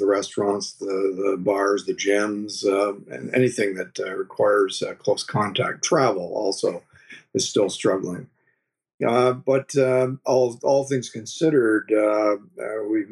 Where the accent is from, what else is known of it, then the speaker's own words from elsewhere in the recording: Oshawa, Ontario, Canada; I grew up in Oshawa, down near Toronto, the Motor City